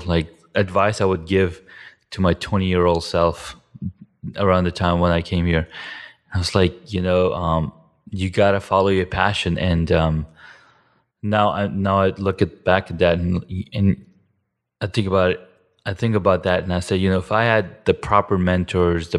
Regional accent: Saudi Arabia; moved away as an adult; also born or lived in Iran; now in United States; I grew up in Saudi from age 7 to 19, and then I came to the States.

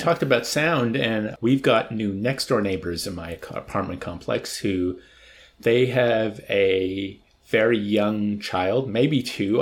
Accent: United States; first language English; I'm an American

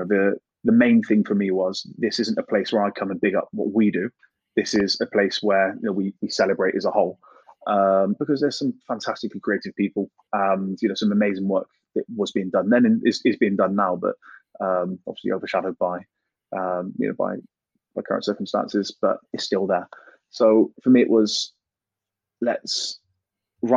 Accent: Gloucester, South West England, United Kingdom; I'm a kid from Gloucester

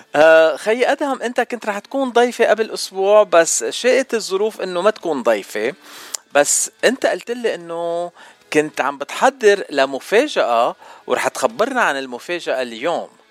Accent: Lebanon; now in United States; انا بتعرفني من لبنان

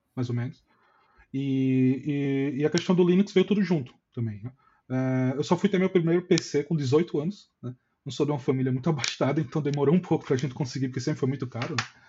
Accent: Maceió, Alagoas, Brazil; eu sou de Maceió

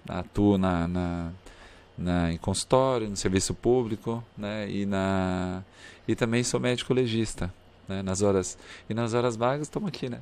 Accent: Cambará, Paraná, Brazil; moved away as an adult; also born or lived in Curitiba, Brazil; now in Palmas, Brazil; E eu vim de Curitiba, não nasci lá, nasci no interior do Paraná, em Cambará. Minha formação é, acadêmica foi em Curitiba

